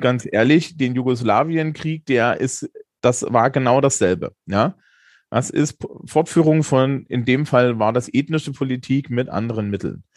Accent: East Germany, Germany; ich bin 40 und in der DDR geboren

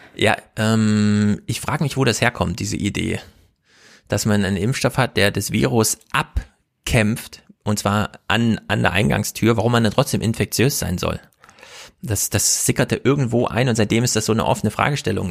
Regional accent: East Germany, Germany; Ich bin ja auch Ossi

